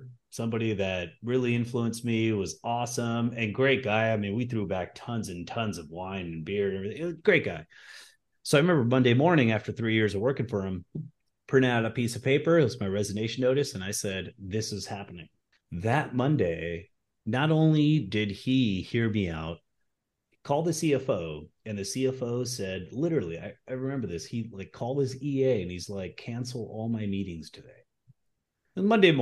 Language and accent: English; California, United States; moved away as an adult; now in Florida, United States; I was practically born and raised in California.